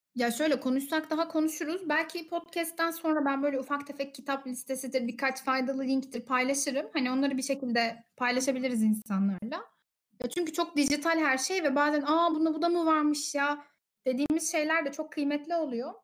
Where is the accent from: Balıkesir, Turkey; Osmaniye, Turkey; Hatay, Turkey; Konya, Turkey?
Konya, Turkey; Ben de Konyalıyım